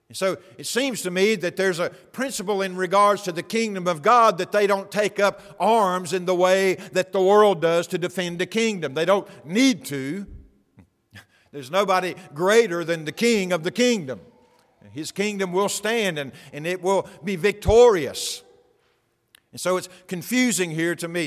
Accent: United States; my rights as an American

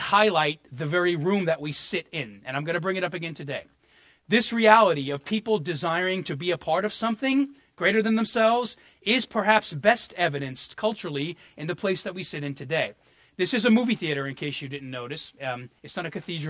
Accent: New York, United States; as a New Yorker

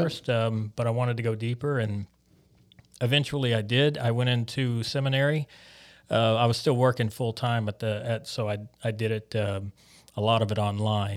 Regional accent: Biloxi, Mississippi, United States; moved away as an adult; also born or lived in Jackson, Mississippi / North Dakota; now in St. John's, Canada; I was actually born about two hours north of there, uh, in a suburb of Jackson, but I pretty much grew up in Biloxi.

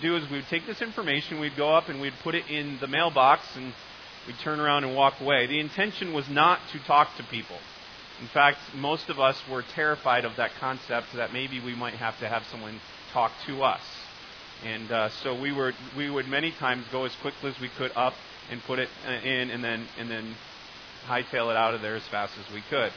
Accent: United States; The U.S.

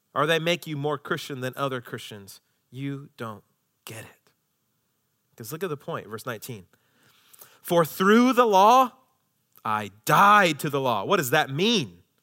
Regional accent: United States; as American citizens

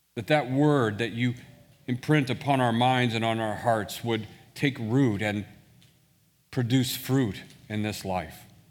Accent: Washington, Missouri, United States; also born or lived in St. Louis, Missouri; I actually grew up in a town west of Saint Louis called Washington, Missouri

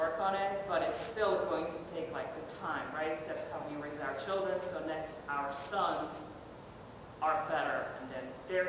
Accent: Czechia; moved away as an adult; now in United States; I'm not from the U.S. I came here when I was 20. So my perception of America versus Eastern Europe, I'm from the Czech Republic

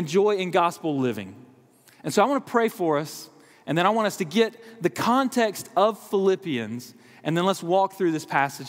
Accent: South Georgia, United States; moved away as an adult; now in Wake Forest, United States; I was a small town in South Georgia, graduated from Georgia Southwestern State University

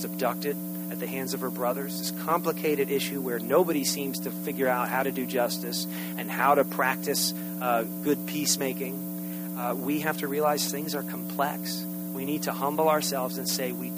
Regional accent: United States; as American citizens

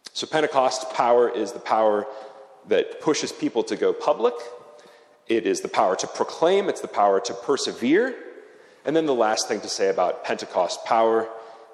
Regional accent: United States; moved away as an adult; now in Zurich, Switzerland; I come from America

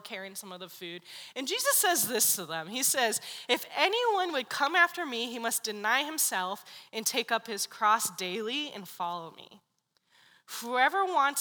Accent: San Diego, California, United States; moved away; I'm from San Diego

